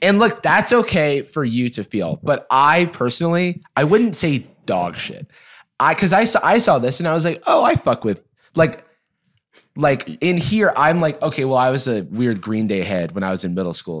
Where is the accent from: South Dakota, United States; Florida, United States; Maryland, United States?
Florida, United States; Gainesville; my hometown of Gainesville, Florida